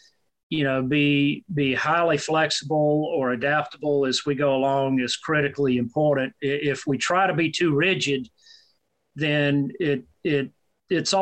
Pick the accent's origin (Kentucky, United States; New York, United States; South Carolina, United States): South Carolina, United States; moved away; also born or lived in Mississippi / Alabama; I grew up in South Carolina.